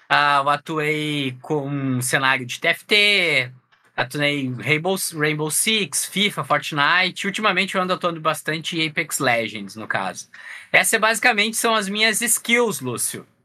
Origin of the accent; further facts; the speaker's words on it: Porto Alegre, Rio Grande do Sul, Brazil; sou aqui de Porto Alegre, no Rio Grande do Sul